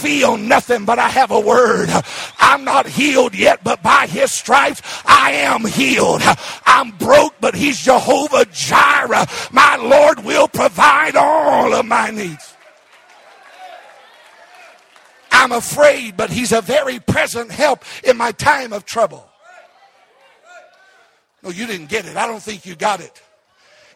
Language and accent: English; Arkansas, United States; I was raised in Arkansas